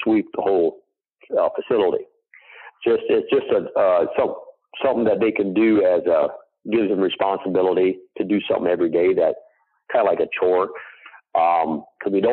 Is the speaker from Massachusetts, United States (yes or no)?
no; Indiana, United States; from Schwartz Creations, from Indiana